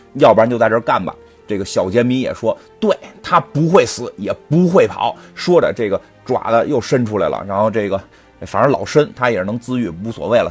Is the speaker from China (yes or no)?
yes; China; 跟我们中国人不太一样